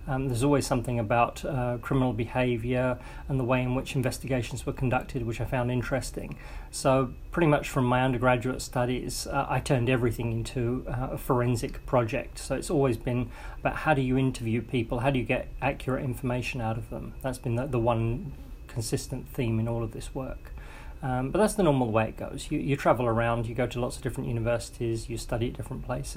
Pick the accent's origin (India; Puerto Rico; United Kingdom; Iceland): United Kingdom; Waltham Abbey, East of England; moved away as an adult; also born or lived in Birmingham, United Kingdom / Manchester, United Kingdom / Kent, United Kingdom; now in Australia; I'm from England originally, a little town outside of London called Waltham Abbey, a very small place. Grew up there